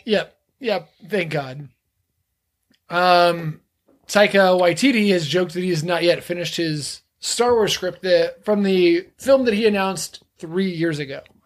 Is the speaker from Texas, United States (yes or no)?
yes; Texas, United States; I grew up in Texas